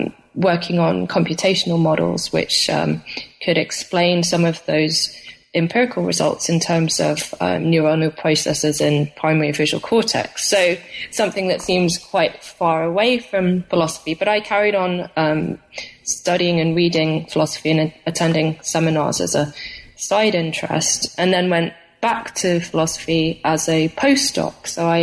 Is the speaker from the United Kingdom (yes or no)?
yes; United Kingdom; because I'm from Britain originally, and in the UK we choose our degree subjects before starting university.